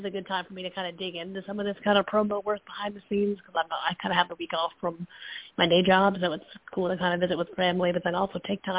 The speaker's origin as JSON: {"language": "English", "town": "Fairfield", "region": "Connecticut", "country": "United States", "moved": "yes", "said": "I'm from Connecticut originally, so it definitely is like a plane ride or a full day of driving away to get back home"}